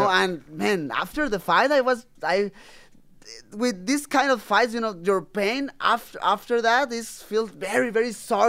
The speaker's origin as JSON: {"language": "English", "country": "Mexico", "second_language": "English", "said": "But I'm from Mexico, and the people still thinking, you know, when you talk about CBD, or like"}